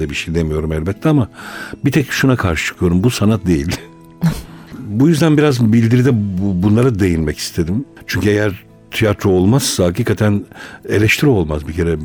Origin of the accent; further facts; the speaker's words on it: Malatya, Turkey; ben doğuluyum, Malatyalıyım.